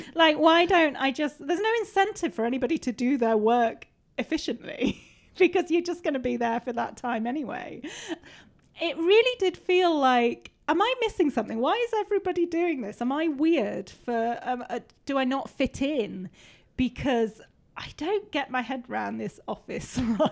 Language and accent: English; Peak District, East Midlands, United Kingdom; I grew up in the Peak District. I grew up roaming around these hills